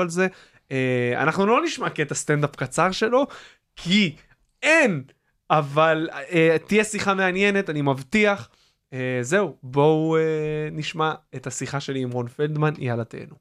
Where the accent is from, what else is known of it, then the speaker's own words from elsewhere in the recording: Kfar Hasidim, Haifa District, Israel; אני סוג של גדלתי, גדלתי בכפר חסידים, שזה ליד יגור